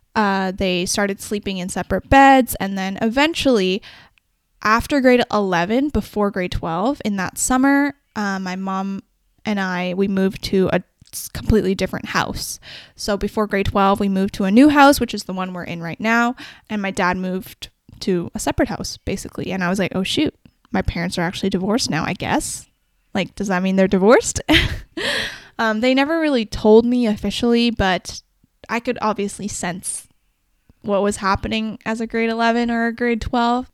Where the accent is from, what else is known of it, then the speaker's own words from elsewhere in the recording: Vancouver, British Columbia, Canada; also born or lived in Guangzhou, China; I'm from the Vancouver area